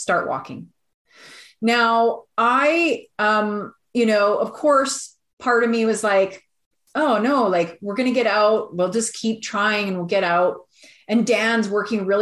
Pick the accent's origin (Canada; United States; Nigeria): Canada; Alberta; we're from Alberta